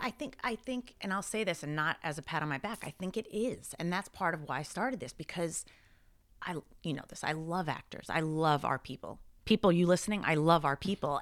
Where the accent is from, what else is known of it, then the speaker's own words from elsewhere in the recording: Long Island, New York, United States; I grew up, I grew up in Long Island